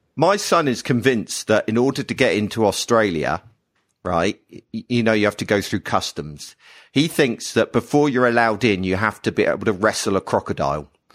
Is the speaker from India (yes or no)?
no; United Kingdom